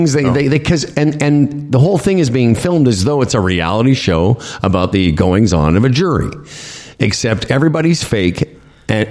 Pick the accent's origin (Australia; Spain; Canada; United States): Canada; Moose Jaw, Saskatchewan; Growing up in Moose Jaw